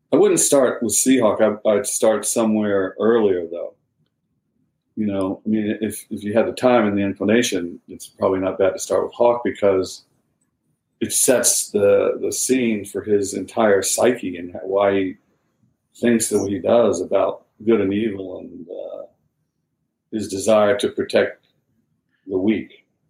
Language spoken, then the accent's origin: English; the South, United States; now in Charleston, United States; I'm from the South. My dad's from South Carolina.